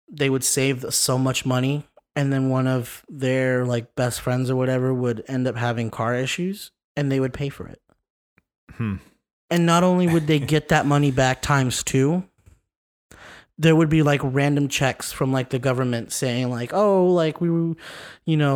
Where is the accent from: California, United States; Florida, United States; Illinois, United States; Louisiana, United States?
California, United States; now in Las Vegas, United States; So we're originally from Southern California.